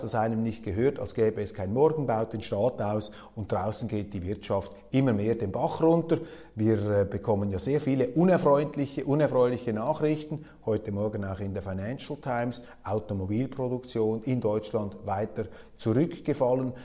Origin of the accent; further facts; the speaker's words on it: Switzerland; als Schweizer